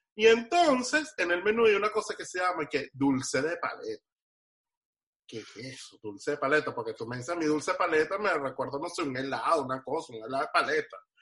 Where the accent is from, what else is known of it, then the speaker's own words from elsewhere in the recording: Venezuela; now in Miami, United States; en mi país decirle negro a alguien no es ofensivo, es una cosa más bien de cariño